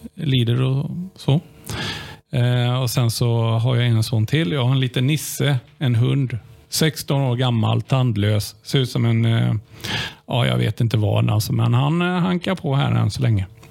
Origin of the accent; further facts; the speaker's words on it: Limmared, Västra Götaland, Sweden; Jag är född och uppvuxen i Limmared